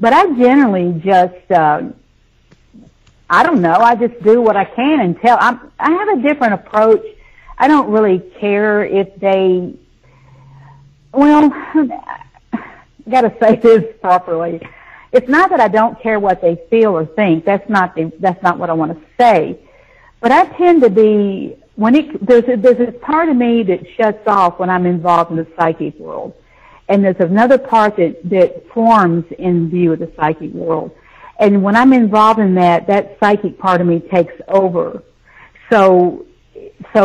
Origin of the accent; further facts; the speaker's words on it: the South, United States; also born or lived in Nashville, Tennessee; I grew up in the South, you know, it's a buckle on the Bible Belt